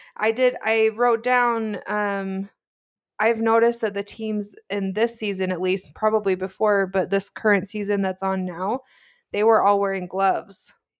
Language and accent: English; Utah, United States; we're sisters from Utah